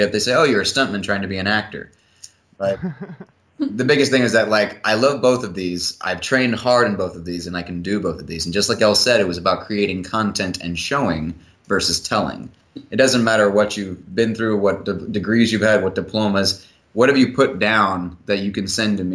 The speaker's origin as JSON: {"language": "English", "area": "Gulf Coast", "region": "Texas", "country": "United States", "tie": "born or raised there", "moved": "yes", "said": "I grew up on the Gulf Coast in Texas"}